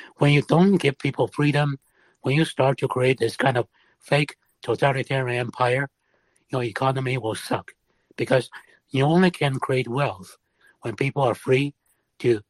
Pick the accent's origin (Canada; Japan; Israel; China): China; Shanghai; first language Shanghainese; English is a second language; moved away; I'm from Shanghai.